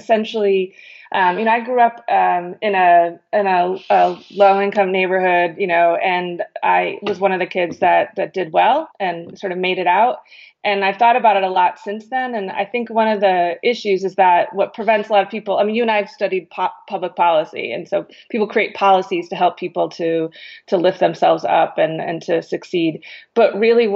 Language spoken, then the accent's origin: English; Connecticut, United States; I grew up in Connecticut